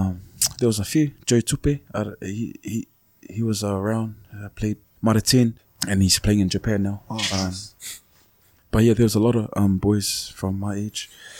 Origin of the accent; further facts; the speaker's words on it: New Zealand; Growing up in New Zealand, all you want to do is play for the Fern.